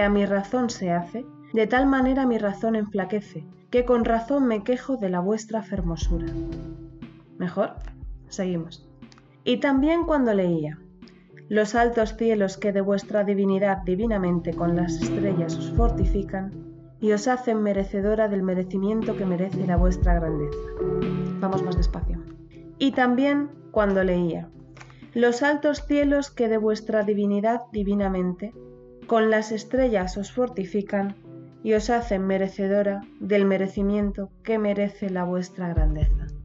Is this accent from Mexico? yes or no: no; Spain; nos cuesta, me cuesta a mí que soy española